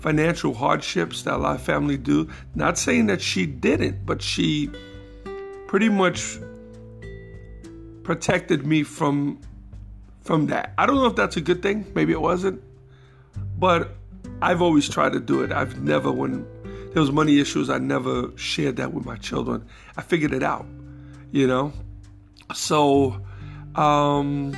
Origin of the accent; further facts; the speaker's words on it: New York City, New York, United States; also born or lived in Jackson Heights, Queens; I was born and raised in the Bronx, moved to Queens when I was about 10 years old.